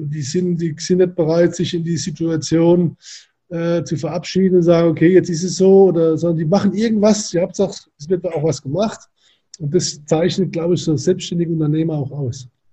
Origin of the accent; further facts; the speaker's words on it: Germany; now in Hamburg, Germany; ich komme ja aus der Weingegend